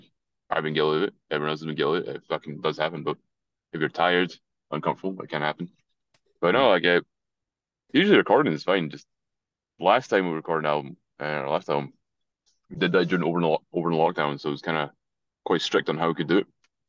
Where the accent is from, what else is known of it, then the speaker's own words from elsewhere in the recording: Scotland, United Kingdom; accent: Scottish; as far as Scottish accents go as well, I have a pretty weird one because my family's, like, Irish, so it's a bit of a weird mix. Like, other people in Scotland think I sound like American.